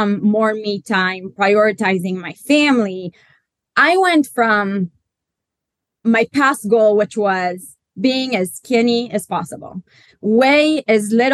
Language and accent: English; Israel; now in London, United Kingdom; I am Israeli, but based in London